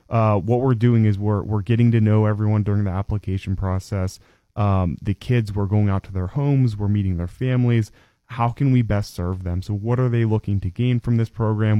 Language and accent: English; DuBois, Pennsylvania, United States; was born and raised in Du Bois